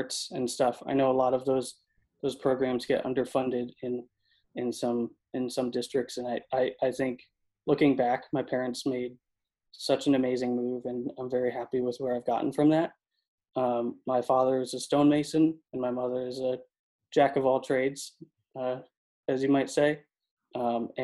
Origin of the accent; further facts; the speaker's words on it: Connecticut, United States; moved away as an adult; also born or lived in Boston, Massachusetts; now in Southern California, United States; from Connecticut, born and raised